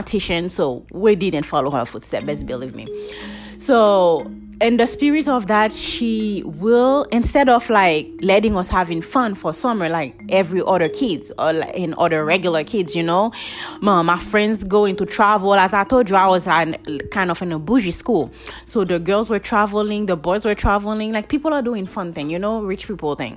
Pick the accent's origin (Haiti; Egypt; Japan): Haiti; English is a second language; moved away; that little Haitian girl growing up in Haiti